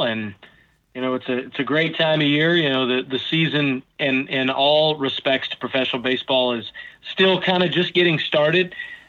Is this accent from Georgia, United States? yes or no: no; North Louisiana, United States; now in Omaha, United States; I grew up in North Louisiana. Matter of fact, grew up a Cub fan.